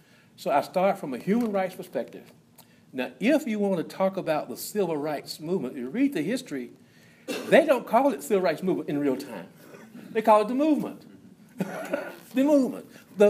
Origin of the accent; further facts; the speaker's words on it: Nashville, Tennessee, United States; moved away as an adult; now in Birmingham, United States; I have the great fortune of living in Birmingham. Even though I was born and raised in Nashville.